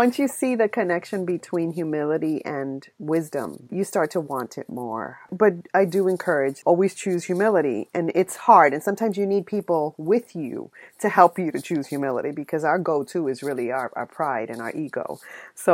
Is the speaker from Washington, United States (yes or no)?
no; New York City, New York, United States; I'm from the Bronx, too